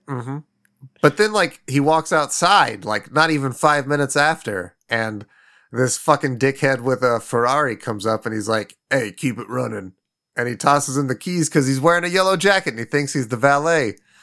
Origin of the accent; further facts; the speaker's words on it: Midwest, United States; a fucking lazy kid growing up in the Midwest